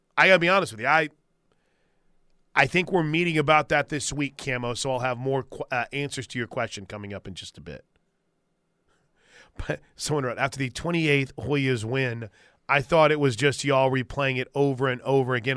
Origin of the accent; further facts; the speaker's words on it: the South, Southern United States, United States; accent: Southern; my Southern accent